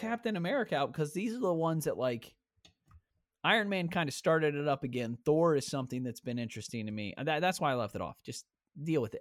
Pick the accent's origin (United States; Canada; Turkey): United States; Ohio; we're from Ohio